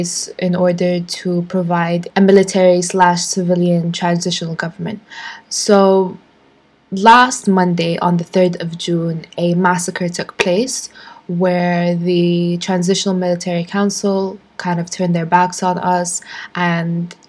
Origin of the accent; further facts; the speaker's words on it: Sudan; my home country in Sudan